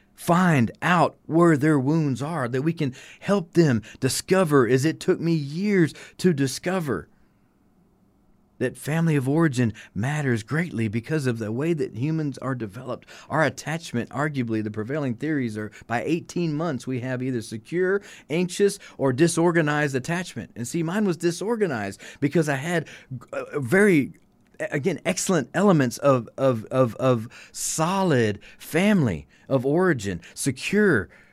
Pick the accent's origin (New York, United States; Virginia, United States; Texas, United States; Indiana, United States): Texas, United States; Hutto; also born or lived in Austin, Texas; born a fourth generation Texan, I was born here in Austin. I was raised here in Hutto.